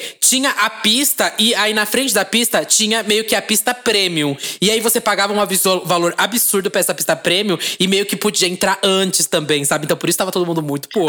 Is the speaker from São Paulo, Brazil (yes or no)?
yes; São Paulo, Brazil; a gente é de São Paulo